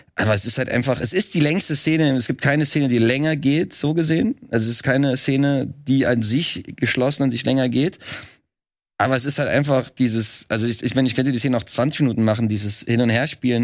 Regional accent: Trier, Rhineland-Palatinate, Germany; moved away as an adult; now in Berlin, Germany; ich bin ja selber auch gar nicht aus Berlin. Ich komme ja eigentlich aus Trier, was ja auch wieder ganz weit weg ist. Und äh, wohnt zwar jetzt seit elf Jahren in Berlin

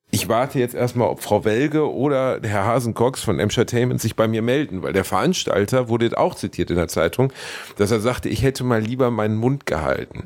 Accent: Gelsenkirchen, North Rhine-Westphalia, Germany; now in Cologne, Germany; meine Heimatstadt Gelsenkirchen

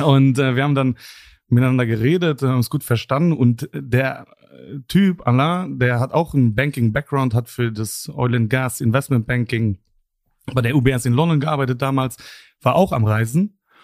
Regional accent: Luxembourg; bin selber Luxemburger

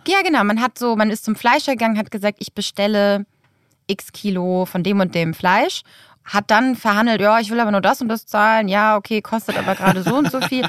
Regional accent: Lübeck, Schleswig-Holstein, Germany; moved away; also born or lived in Hamburg; in meiner Heimatstadt Lübeck

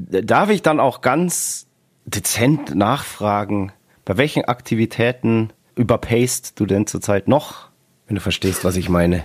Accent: Bavaria, Germany; Bei uns in Bayern

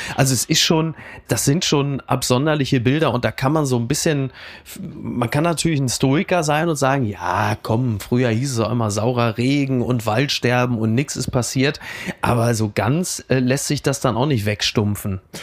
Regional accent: Castrop-Rauxel, North Rhine-Westphalia, Germany; Kassel-Brauxel, wo ich herkomme

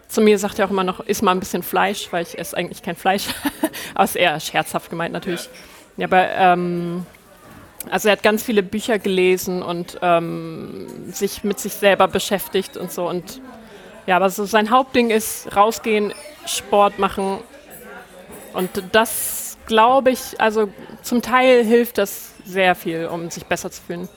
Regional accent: Lower Saxony, Germany; moved away as an adult; also born or lived in Hamburg; now in Reykjavik, Iceland; ich bin in der Nähe von Hamburg aufgewachsen und dann habe ich ja, neun Jahre, glaube ich, in Hamburg gelebt

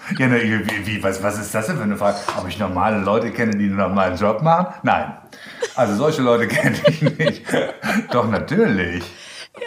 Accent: Germany; accent: German; Und dann auch noch mein deutscher Akzent

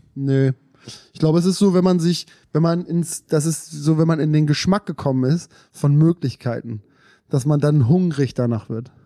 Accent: Germany; Wir, wir, wir sind in Deutschland aufgewachsen

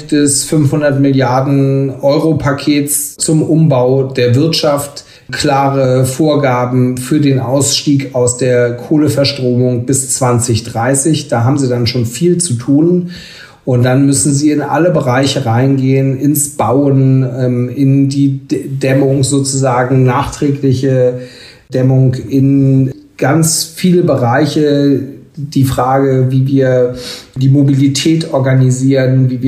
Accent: Schleswig-Holstein, Germany; aber in meinem Heimatland Schleswig-Holstein ähm, regieren wir jetzt seit mehreren Jahren in einer Jamaika-Koalition

